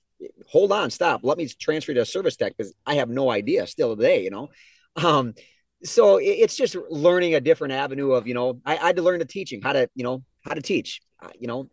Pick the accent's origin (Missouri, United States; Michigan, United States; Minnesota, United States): Minnesota, United States; Geneva; also born or lived in Albert Lea, Minnesota; I grew up in Geneva where our business is